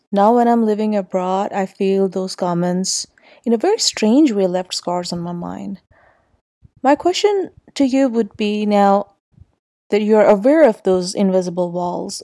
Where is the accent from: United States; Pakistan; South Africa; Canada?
Pakistan; Islamabad, Islamabad Capital Territory; I grew up in Islamabad